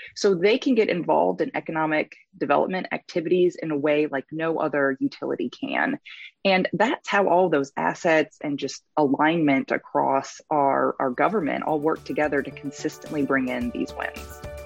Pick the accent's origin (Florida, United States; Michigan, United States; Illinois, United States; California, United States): Michigan, United States; now in Tennessee, United States; I'm originally from Michigan